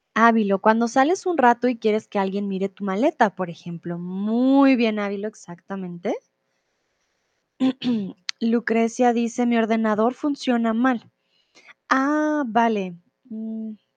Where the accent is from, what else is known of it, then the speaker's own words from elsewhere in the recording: Colombia; soy de Colombia.